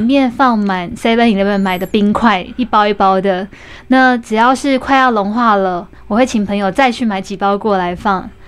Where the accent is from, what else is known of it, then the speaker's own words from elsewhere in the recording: Taiwan; moved away as an adult; also born or lived in Tokyo, Japan; 我在台湾吃到的